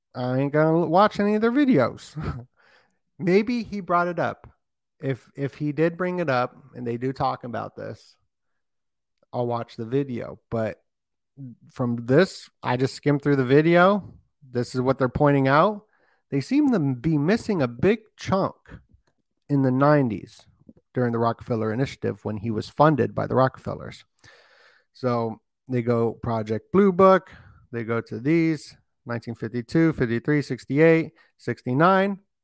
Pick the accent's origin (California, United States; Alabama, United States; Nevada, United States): Nevada, United States; Las Vegas; I'm from Vegas and I'm right by there